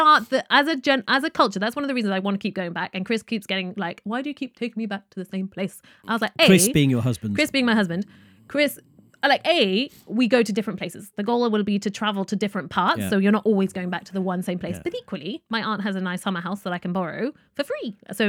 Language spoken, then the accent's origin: English; United Kingdom; accent: British; All intents and purposes, I'm British, really.